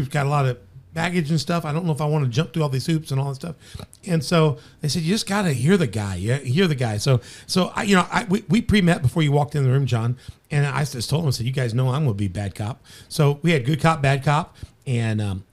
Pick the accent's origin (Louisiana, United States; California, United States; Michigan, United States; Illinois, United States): Illinois, United States; Chicago; I'm born from Chicago